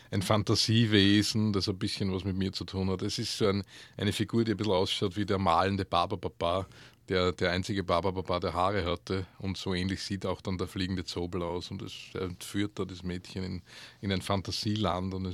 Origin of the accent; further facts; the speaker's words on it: Upper Austria, Austria; ursprünglich bin ich, auch, bin ich aus Oberösterreich. Äh, Oberösterreich ist eine sehr, ja, sehr sprachlose Gegend eigentlich.